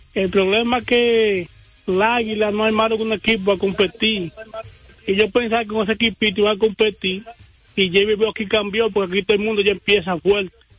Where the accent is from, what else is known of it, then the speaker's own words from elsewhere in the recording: La Vega, Dominican Republic; yo soy de La Vega y soy cibaeño desde que nací